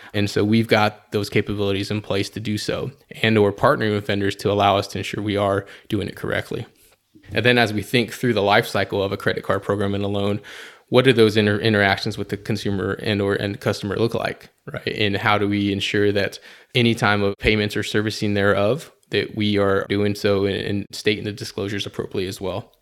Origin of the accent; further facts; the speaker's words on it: San Antonio, Texas, United States; also born or lived in Colorado Springs, Colorado; I was born and raised here in San Antonio, Texas, uh, the Alamo City.